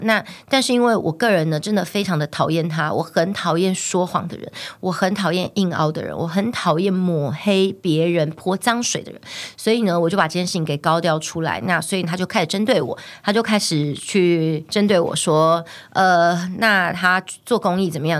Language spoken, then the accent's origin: Chinese; Taiwan; 我们台湾这边